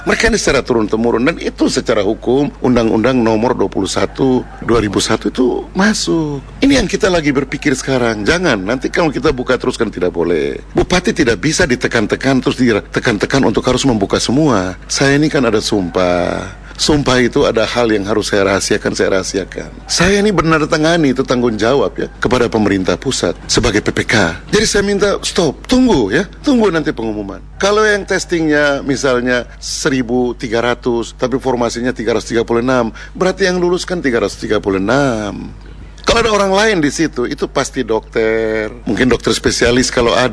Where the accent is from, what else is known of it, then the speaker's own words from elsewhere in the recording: Papua, Indonesia; Saya ini orang Papua. Kita pertaruhkan semua itu.